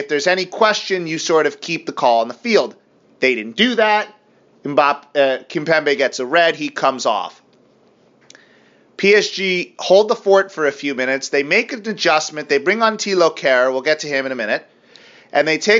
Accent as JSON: {"language": "English", "country": "United States", "said": "I'm an American"}